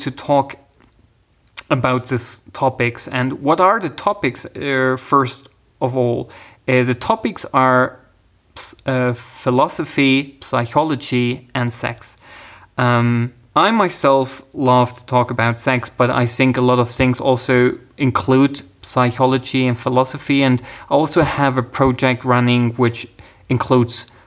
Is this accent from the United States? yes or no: no; Germany; I'm actually from Germany.